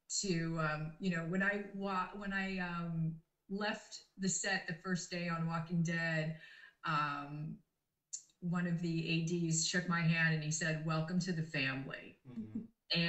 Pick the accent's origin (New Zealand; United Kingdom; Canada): Canada; moved away; I'm Canadian and I wasn't able to go home and see my family.